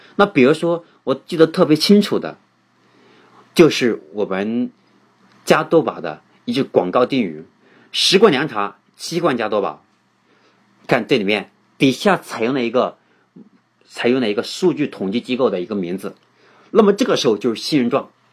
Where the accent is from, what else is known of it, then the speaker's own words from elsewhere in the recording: China; 我们中国人